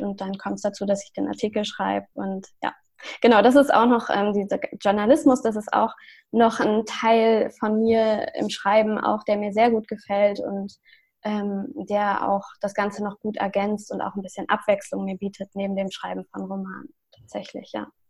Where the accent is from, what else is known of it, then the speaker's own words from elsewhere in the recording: Lüneburg, Lower Saxony, Germany; also born or lived in Hamburg; ich komme ja aus Lüneburg und ich wohne derzeit auch wieder in Lüneburg